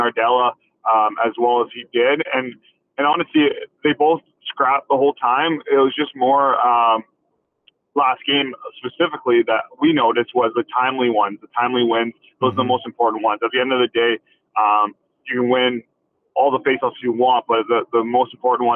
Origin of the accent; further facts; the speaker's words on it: Canada; us being all Canadian